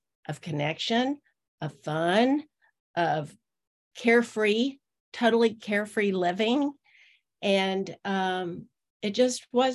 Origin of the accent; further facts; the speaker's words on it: Austin, Texas, United States; I was born in Austin, Texas in 1951